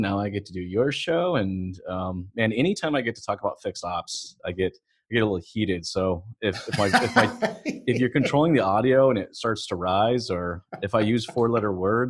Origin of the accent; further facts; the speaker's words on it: Texas, United States; moved away as an adult; now in Canada; I am. I'm originally American. I've lived in Canada now for the last 10 years. I came up here right after the recession.